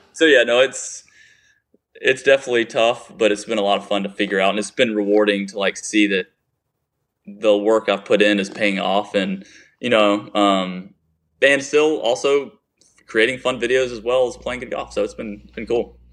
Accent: Chapin, South Carolina, United States; I'm a guy from Chapin, South Carolina

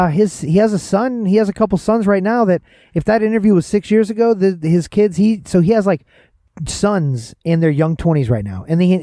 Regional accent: Atlanta, Georgia, United States; as a guy growing up in Atlanta

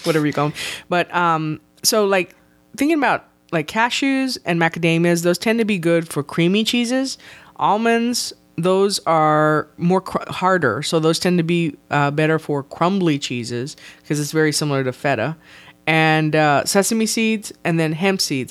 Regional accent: South Texas, United States; I am from South Texas

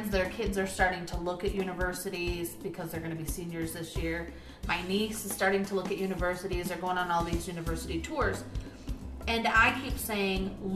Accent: United States

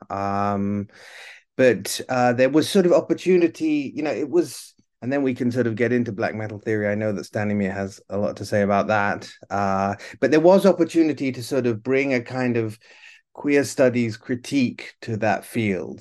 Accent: Italy; moved away as an adult; also born or lived in United Kingdom / New York; I'm originally from the UK, but I grew up in Italy

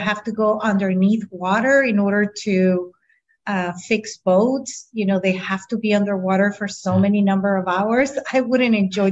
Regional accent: San Diego, California, United States; first language Spanish; English is a second language; also born or lived in Tijuana, Mexico; I had the beautiful opportunity to be born in San Diego, but at the same time be able to live in both sides of the border.

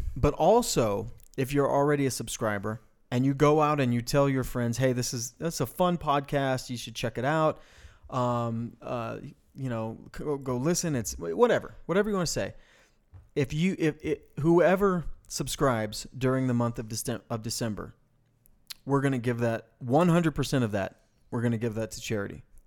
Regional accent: Farmington, New Mexico, United States; moved away; also born or lived in Bloomfield, New Mexico; we come from the Four Corners area, right? Um, which is, I mean, that's, we, we, we were in Farmington and Bloomfield

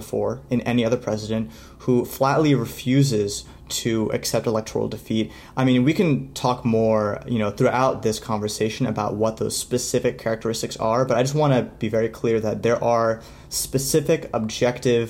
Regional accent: United States; as an American

